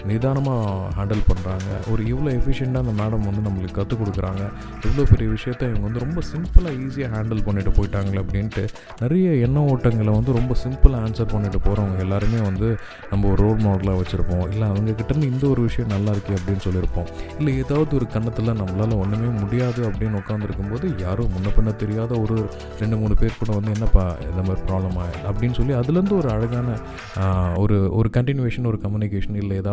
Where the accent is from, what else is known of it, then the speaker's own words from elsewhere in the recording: Madurai, Tamil Nadu, India; நானும் மதுரைக்காரன் தான்